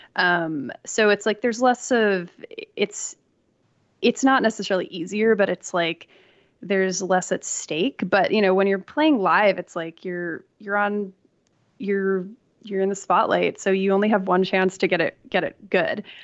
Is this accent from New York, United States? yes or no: yes; New York, United States; now in Los Angeles, United States; I grew up in New York